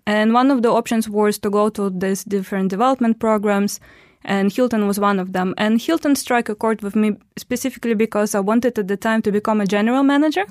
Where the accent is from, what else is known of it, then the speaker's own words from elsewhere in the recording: Omsk, Omsk Oblast, Russia; moved away as an adult; also born or lived in Istanbul / London; now in Dubai, United Arab Emirates; I'm from Russia, and in Russia, I'm from, uh, Omsk. That is a city in, uh, Siberia.